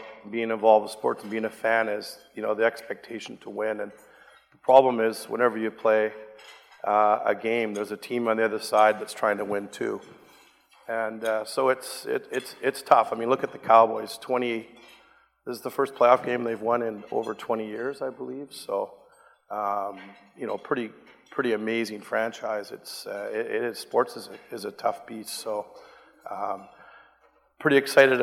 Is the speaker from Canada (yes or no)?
yes; Vancouver, British Columbia, Canada; my local hometown team